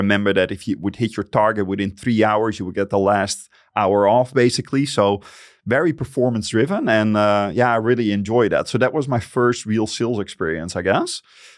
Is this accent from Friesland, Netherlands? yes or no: yes; Friesland, Netherlands; I grew up in Friesland. And for the people that don't know what Friesland is, it's a tiny province of the Netherlands.